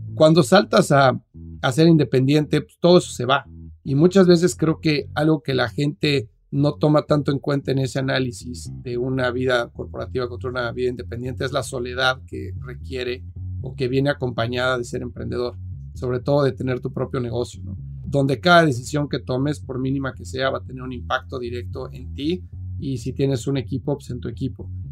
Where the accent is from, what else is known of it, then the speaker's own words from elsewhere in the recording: Mexico City, Mexico; moved away as an adult; now in United States; soy mexicano, vivo en Estados Unidos hace 13 años, pero nací y crecí en la Ciudad de México